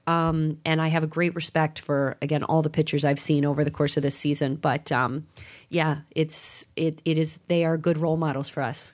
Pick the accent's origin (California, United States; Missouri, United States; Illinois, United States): Illinois, United States; Chicago; being from Chicago